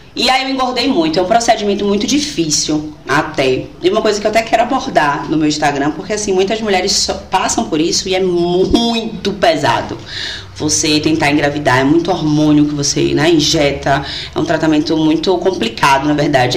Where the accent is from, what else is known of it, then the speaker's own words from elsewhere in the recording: João Pessoa, Paraíba, Brazil; also born or lived in Arcoverde, Pernambuco; now in Feira de Santana, Brazil; sou pernambucana, de Arco Verde. Hum. Interiorzão, mas eu morava em João Pessoa, na Paraíba, né? Nossa a, a, maior parte né, da minha adolescência foi toda em João Pessoa.